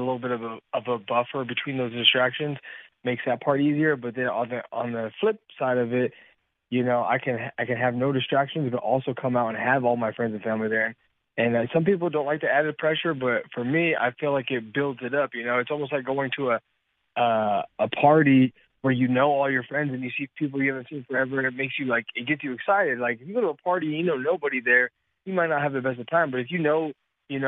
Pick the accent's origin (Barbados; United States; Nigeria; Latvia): United States; Yakima, Washington; moved away; my hometown in Yakima